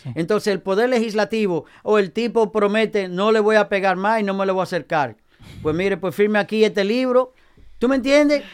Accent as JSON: {"language": "Spanish", "town": "Nagua", "region": "María Trinidad Sánchez", "country": "Dominican Republic", "tie": "born or raised there", "said": "en mi pueblo, en mi pueblo, eh, en Nagua"}